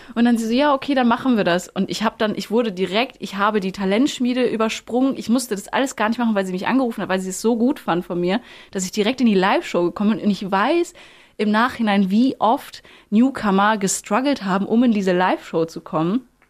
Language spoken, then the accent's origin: German; Plettenberg, North Rhine-Westphalia, Germany; also born or lived in Lüdenscheid; aufgewachsen, schön in Plettenberg, also gar nicht in Lüdenscheid. Ich bin da zwar geboren, aber Plettenberg war meine Heimat.